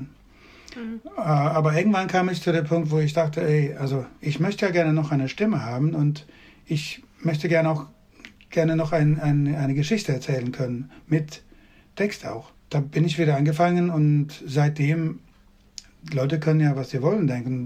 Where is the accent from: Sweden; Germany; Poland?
Sweden; western Sweden; German is a second language; now in Skåne, Sweden; ich bin nicht in Südschweden geboren, sondern im Westen von Schweden